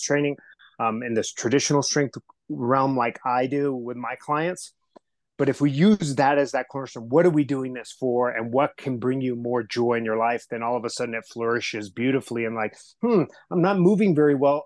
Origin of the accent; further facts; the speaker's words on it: Southern California, United States; English is a second language; I was raised in Southern California. Um, I was that kid who didn't speak English the very first day of school.